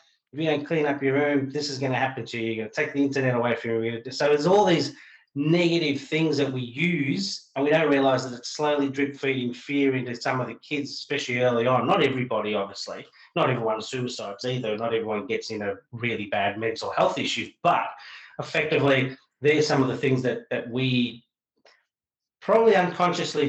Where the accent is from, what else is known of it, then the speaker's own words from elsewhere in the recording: Australia; I'm talking probably as an Australian